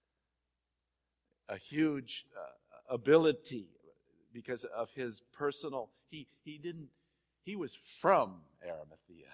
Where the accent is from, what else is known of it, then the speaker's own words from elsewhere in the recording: California, United States; I was born in California